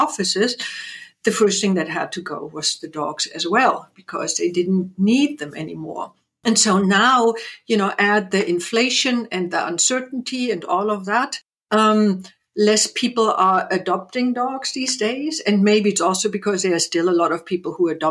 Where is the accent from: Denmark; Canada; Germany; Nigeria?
Germany; East Germany; moved away; I grew up in East Germany.